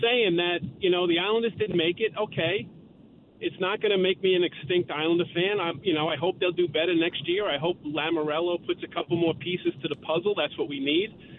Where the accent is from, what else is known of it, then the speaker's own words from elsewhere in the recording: New York, United States; I'm a New Yorker